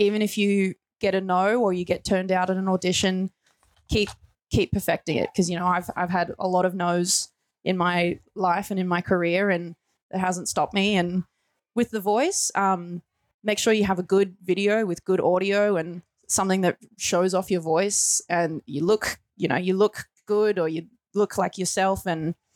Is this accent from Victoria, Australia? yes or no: yes; Gippsland, Victoria, Australia; I grew up in Gippsland